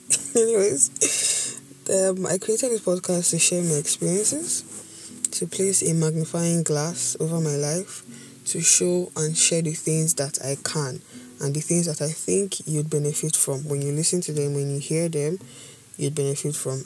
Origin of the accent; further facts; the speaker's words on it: Edo, Nigeria; I'm from Edo State, Banker to be precise. No, I'm not Bini